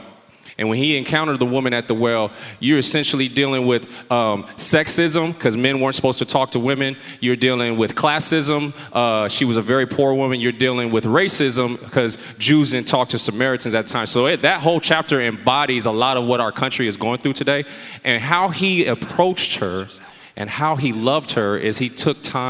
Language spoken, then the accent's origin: English; San Diego, California, United States; I was born and raised here in San Diego